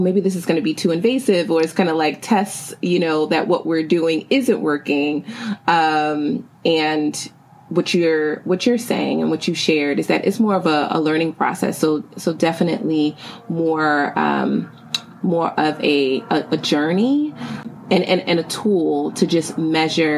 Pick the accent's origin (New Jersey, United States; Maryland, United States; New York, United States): New York, United States; New York City; the Bronx, my hometown and home borough